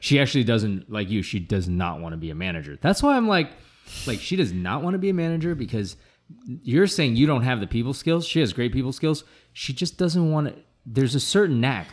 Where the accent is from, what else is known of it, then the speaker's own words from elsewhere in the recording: United States; growing up in America